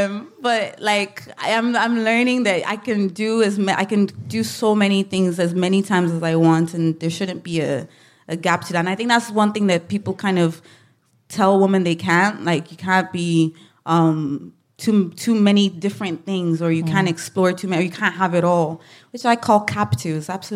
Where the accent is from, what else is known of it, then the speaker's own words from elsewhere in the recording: Ireland; obviously being Black, being Irish, living in Ireland. I think people don't know how to market me.